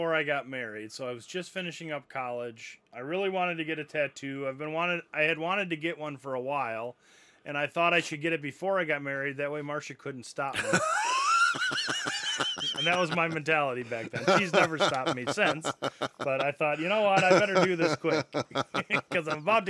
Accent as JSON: {"language": "English", "town": "Janesville", "region": "Wisconsin", "country": "United States", "tie": "born or raised there", "said": "the company, was started in my hometown in Janesville, Wisconsin. Obviously, growing up in Janesville"}